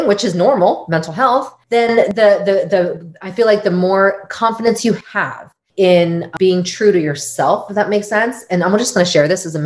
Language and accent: English; United States; also born or lived in Seoul, South Korea; came to the US when I was a wee baby, basically 4 months.